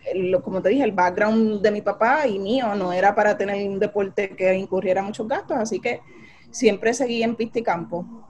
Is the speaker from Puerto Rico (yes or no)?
yes; Carolina, Puerto Rico; also born or lived in San Juan, Puerto Rico; me crié en Lomas de Carolina